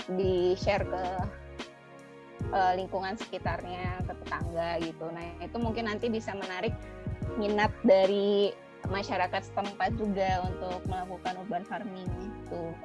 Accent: Padang, West Sumatra, Indonesia; now in Bogor, Indonesia; asalnya Padang tapi tinggalnya di Bogor

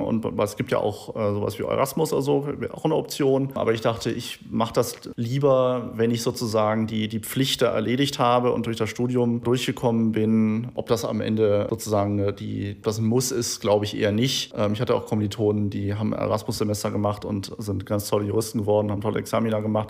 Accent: Germany; als Deutscher, der halt irgendwie so da durch die Bildungseinrichtungen ge gelaufen ist

